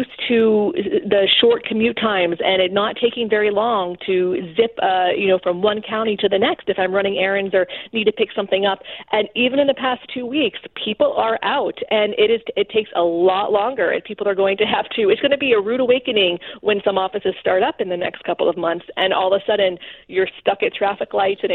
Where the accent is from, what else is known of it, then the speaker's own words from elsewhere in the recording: South Florida, United States; moved away as an adult; also born or lived in Houston, Texas; now in Washington, D.C., United States; I was born in Houston, Texas, grew up in South Florida